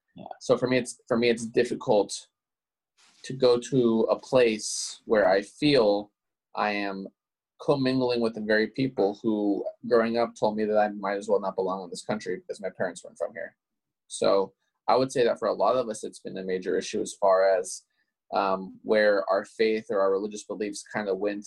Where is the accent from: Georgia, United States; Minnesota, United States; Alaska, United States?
Alaska, United States; growing up in Alaska